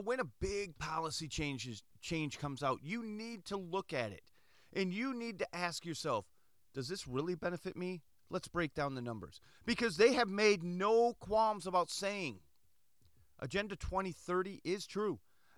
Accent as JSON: {"language": "English", "country": "United States", "tie": "born or raised there", "said": "Me, myself, I have a huge Greek heritage. I was born in America. I'm not Greek. I'm not a Greek citizen. I don't represent Greek or Greece. I represent America. I'm an American. I grew up in a time in America"}